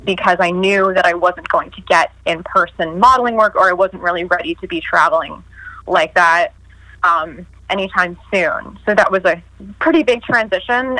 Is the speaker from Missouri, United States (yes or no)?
no; New York, United States; I'm from New York. I'm a fast talker